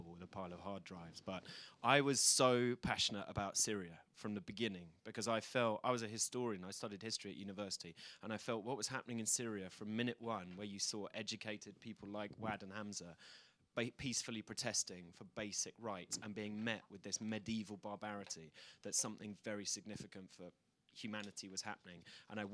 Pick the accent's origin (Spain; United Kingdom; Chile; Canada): United Kingdom; I'm just being British